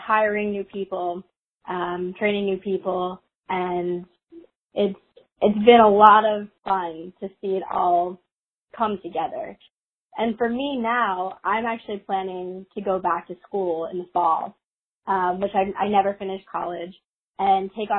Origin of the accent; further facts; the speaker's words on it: Philadelphia, Pennsylvania, United States; growing up in Philly, obviously, it's a great music scene there as well